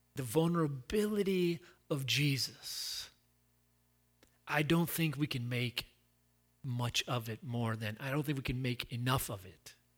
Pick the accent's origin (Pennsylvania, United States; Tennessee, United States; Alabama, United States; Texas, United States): Tennessee, United States; Chattanooga; now in West Palm Beach, United States; I'm from Chattanooga